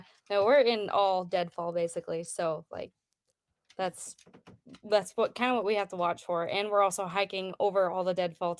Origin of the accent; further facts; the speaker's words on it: Wisconsin, United States; I grew up in Wisconsin. My home base is in Idaho